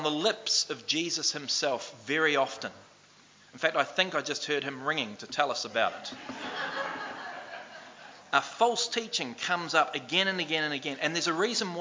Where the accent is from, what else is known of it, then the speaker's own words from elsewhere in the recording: New Zealand; moved away; also born or lived in Australia; I played Aussie League for the first time as a Kiwi over in Australia